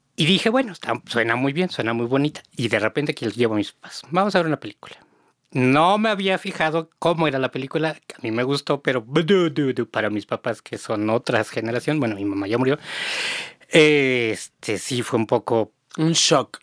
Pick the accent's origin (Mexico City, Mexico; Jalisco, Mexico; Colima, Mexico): Mexico City, Mexico; Yo soy de Xochimilco